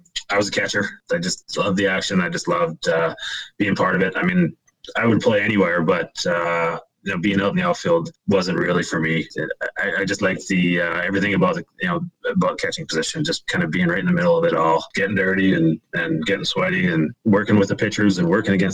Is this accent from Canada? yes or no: yes; Kamloops, British Columbia, Canada; also born or lived in Penticton, British Columbia; I grew up in Kamloops, British Columbia, big baseball town